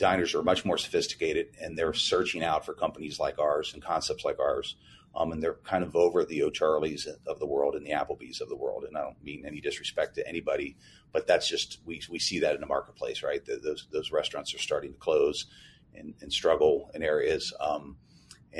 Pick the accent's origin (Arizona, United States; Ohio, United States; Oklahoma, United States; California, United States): Ohio, United States; Cincinnati; now in Indianapolis, United States; That was my hometown where I grew up